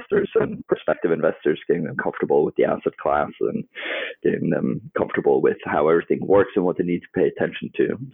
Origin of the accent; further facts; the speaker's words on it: Norway; moved away as an adult; also born or lived in United States / Barcelona / London; I grew up in Norway, kind of in rural middle of nowhere